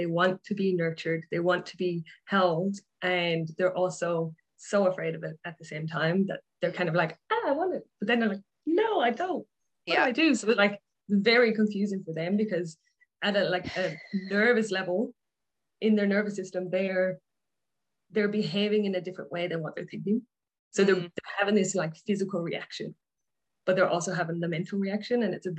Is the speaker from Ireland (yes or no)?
yes; Ireland; moved away as an adult; now in Australia; So I grew up in Ireland. I moved to Australia nearly 11 years ago. So that's why my accent is probably a bit weird.